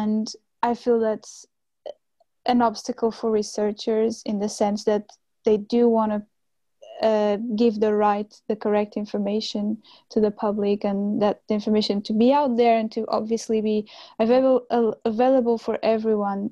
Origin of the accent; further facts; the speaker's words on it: Cascais, Lisbon, Portugal; moved away as an adult; now in Utrecht, Netherlands; I come from a place called Cascais, which is on the coast very close to Lisbon.